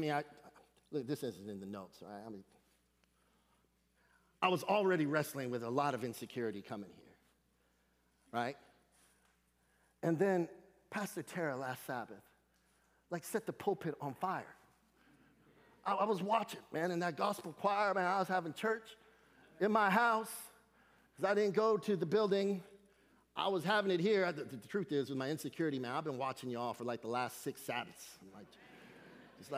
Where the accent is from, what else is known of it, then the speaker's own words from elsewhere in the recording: Seattle, Washington, United States; I'm from Seattle